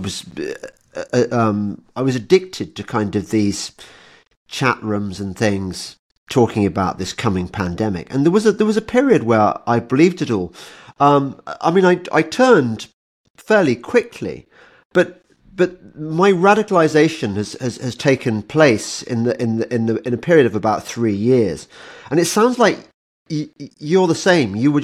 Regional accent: England, United Kingdom; I'm English

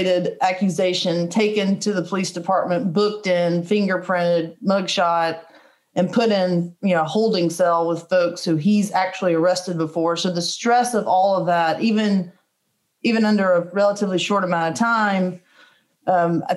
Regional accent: Powder Springs, Georgia, United States; also born or lived in Marietta, Georgia; I'm from Marietta, from Powder Springs. Every relative I have is within a 25 mile radius

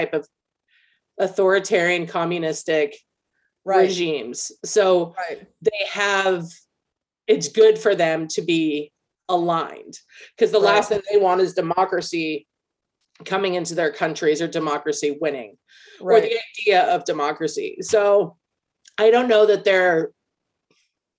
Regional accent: United States; as an American

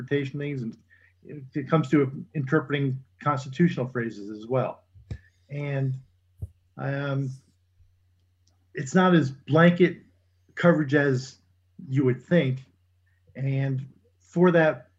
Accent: United States; as an American

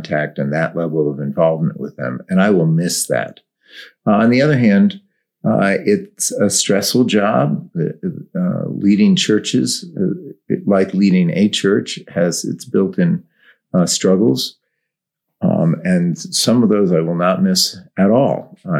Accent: Westport, Connecticut, United States; also born or lived in Windsor, Connecticut; I grew up in Westport, Connecticut, but the school was in Windsor, Connecticut

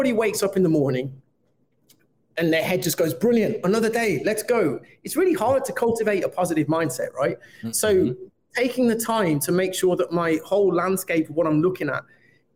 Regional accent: Birmingham, West Midlands, United Kingdom; I'm from Birmingham

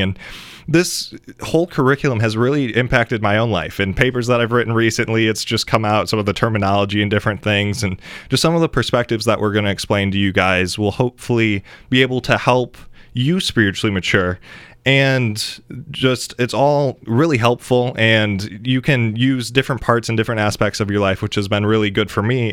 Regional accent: Grand Rapids, Michigan, United States; I am from the Grand Rapids area in Michigan

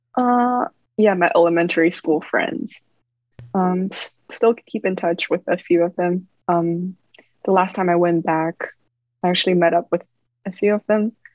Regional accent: Beijing, China; moved away; Beijing as like my hometown.

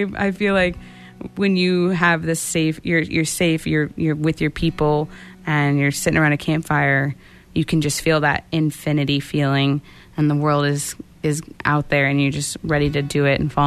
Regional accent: Texas, United States; growing up in Texas

